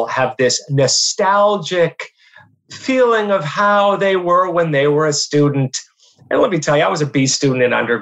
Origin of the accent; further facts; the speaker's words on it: Erie, Pennsylvania, United States; moved away; go teach in my hometown at Mercyhurst